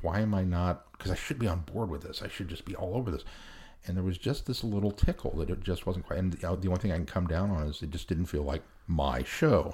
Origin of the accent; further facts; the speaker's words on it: United States; as an American